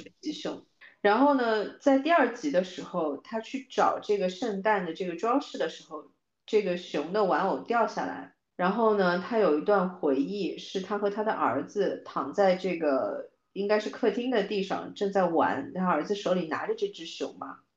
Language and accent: Chinese; China; 作为中国人的文化里面